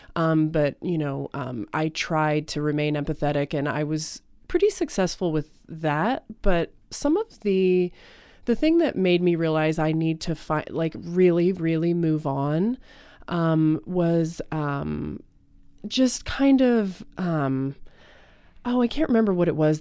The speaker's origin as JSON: {"language": "English", "town": "Aurora", "region": "Colorado", "country": "United States", "tie": "born or raised there", "said": "I am actually from Aurora, Colorado."}